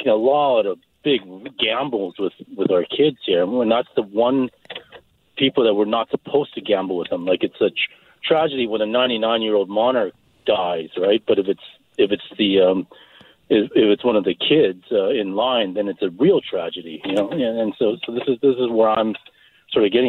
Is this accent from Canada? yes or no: yes; British Columbia, Canada; as British Columbians